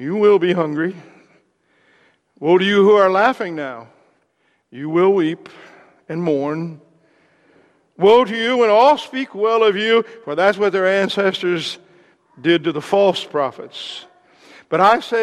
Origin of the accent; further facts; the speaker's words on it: Southern Indiana, United States; I'm from Southern Indiana